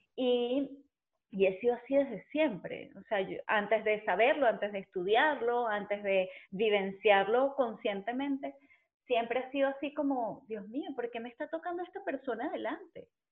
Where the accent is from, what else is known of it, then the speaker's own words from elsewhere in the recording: Caracas, Capital District, Venezuela; moved away as an adult; also born or lived in San Juan de los Morros, Guárico, Venezuela; now in Spain; soy caraqueña